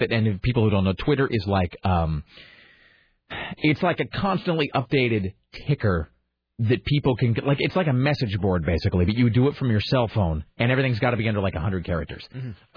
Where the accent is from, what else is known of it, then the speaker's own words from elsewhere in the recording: Washington, United States; I'm from Washington